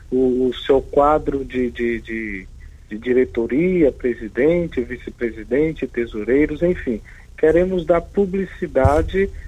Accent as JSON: {"language": "Portuguese", "region": "Northeast Region", "country": "Brazil", "said": "possam vivenciar um pouco essa experiência como nordestinos que somos."}